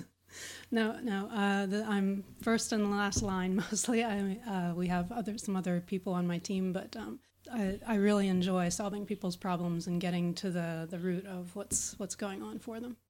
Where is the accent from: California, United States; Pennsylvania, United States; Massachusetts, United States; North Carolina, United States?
Pennsylvania, United States; Pittsburgh; I am from Pittsburgh, Pennsylvania, in the U.S.